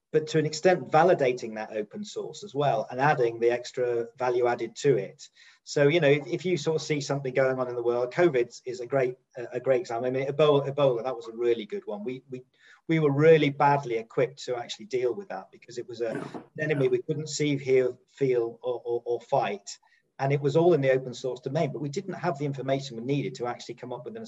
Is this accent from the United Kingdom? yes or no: yes; United Kingdom; Being a Brit